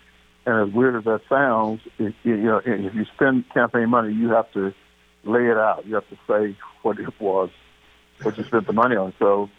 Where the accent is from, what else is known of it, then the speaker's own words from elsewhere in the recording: Waxahachie, Texas, United States; now in Kansas City, United States; I grew up in the South in Texas. Like the only newspaper in the country to endorse President Trump when he first ran was the Waxahachie Light, LIGHT newspaper. That's where I was born